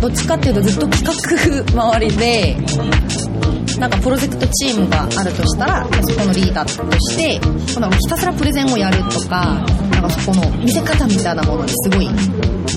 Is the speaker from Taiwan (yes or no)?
no; Seoul, South Korea; Japanese is a second language; moved away as an adult; now in Japan; ソウル生まれ育ちで、うん、ずっと小中高大学まで韓国にいて